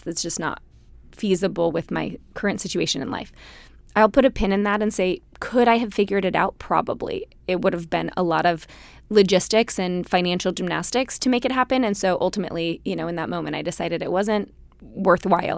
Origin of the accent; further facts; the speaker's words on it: Utah, United States; growing up in Utah